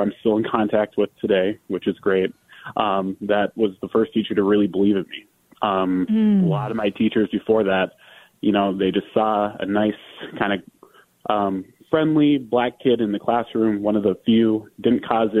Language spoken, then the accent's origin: English; Minneapolis, Minnesota, United States; I can go back to my hometown to Minneapolis. Because it meant a lot to me to be able to come back to Minnesota. Being I'm from Minnesota